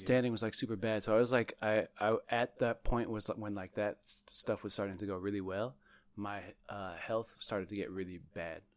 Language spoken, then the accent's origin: English; Bay Area, California, United States; I'm from the Bay Area